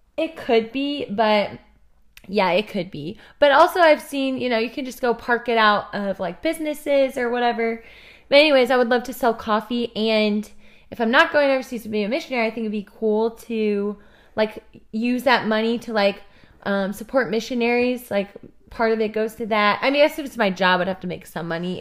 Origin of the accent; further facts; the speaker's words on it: Kansas City, Missouri, United States; I'm from Kansas City, Missouri